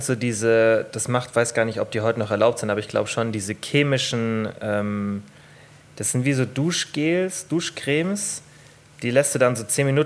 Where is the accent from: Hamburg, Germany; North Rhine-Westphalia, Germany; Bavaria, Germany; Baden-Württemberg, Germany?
Bavaria, Germany; Bei uns in Bayern sagt man das.